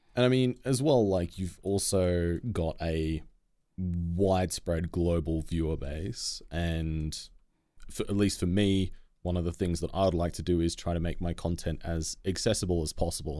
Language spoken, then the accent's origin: English; Australia; as an Australian